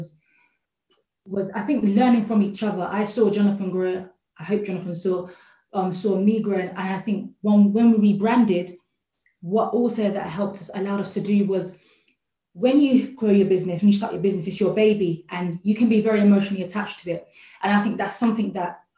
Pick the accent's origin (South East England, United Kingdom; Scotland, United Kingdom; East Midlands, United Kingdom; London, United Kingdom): London, United Kingdom; Croydon; I'm from South London, Croydon